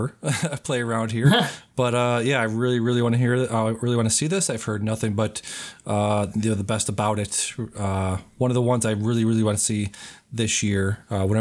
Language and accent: English; Western Massachusetts, United States; I grew up in Western Mass